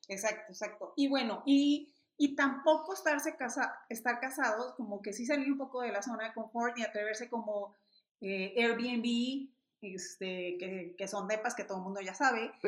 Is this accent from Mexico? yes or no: yes; Mexico